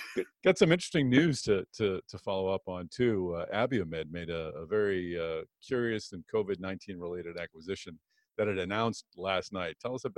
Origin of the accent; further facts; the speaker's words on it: Boston, Massachusetts, United States; That's in Boston, of course, my hometown.